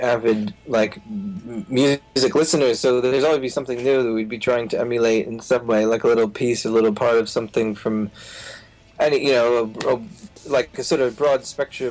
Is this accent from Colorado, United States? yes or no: no; New Jersey, United States; when I grew up in New Jersey